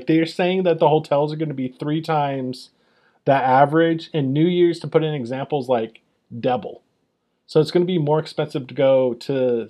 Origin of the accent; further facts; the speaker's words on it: Las Vegas, Nevada, United States; the Vegas race just because it's in my hometown.